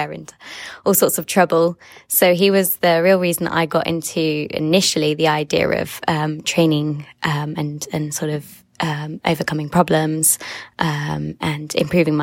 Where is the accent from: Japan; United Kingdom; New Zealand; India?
United Kingdom; England; I'm from England.